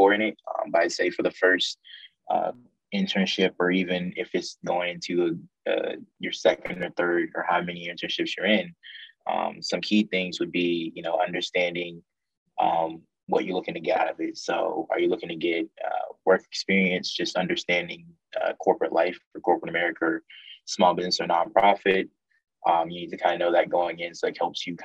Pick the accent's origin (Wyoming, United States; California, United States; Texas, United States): Texas, United States; also born or lived in Virginia; I'm back in my home state of Texas